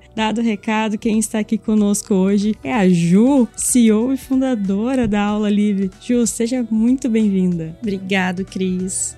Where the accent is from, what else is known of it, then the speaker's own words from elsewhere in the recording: north coast of Rio Grande do Sul, Brazil; moved away as an adult; now in Porto Alegre, Brazil; Vim do litoral norte de, do Rio Grande do Sul para Porto Alegre estudar